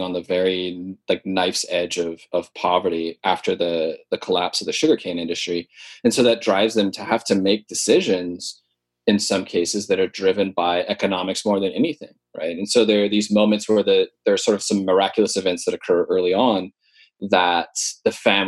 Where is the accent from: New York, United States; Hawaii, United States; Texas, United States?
Hawaii, United States; Honokaa; I grew up in Honoka'a